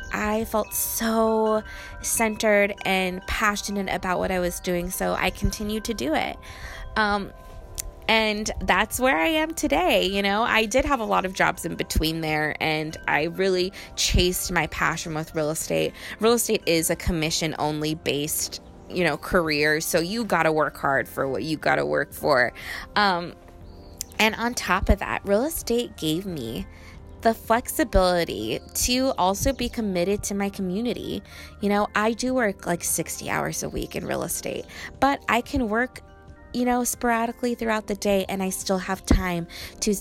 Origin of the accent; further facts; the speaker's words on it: Riverside, California, United States; Riverside is my hometown